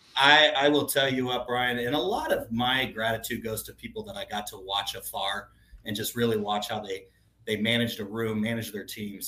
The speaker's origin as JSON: {"language": "English", "town": "Tucson", "region": "Arizona", "country": "United States", "tie": "born or raised there", "said": "I grew up in Tucson, Arizona."}